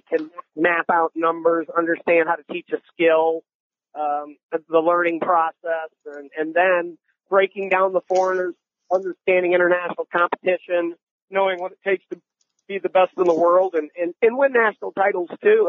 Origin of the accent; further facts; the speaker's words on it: Ann Arbor, Michigan, United States; moved away as an adult; also born or lived in Arizona; Growing up in Ann Arbor